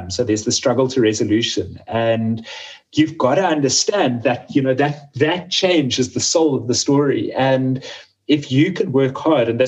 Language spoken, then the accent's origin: English; Cape Town, Western Cape, South Africa; very small scale and micro farmers in my hometown in Cape Town